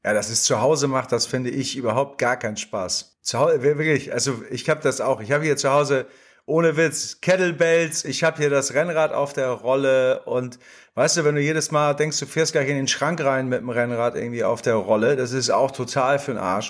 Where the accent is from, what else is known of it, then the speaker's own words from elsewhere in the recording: Hamburg, Germany; als Hamburger Jungen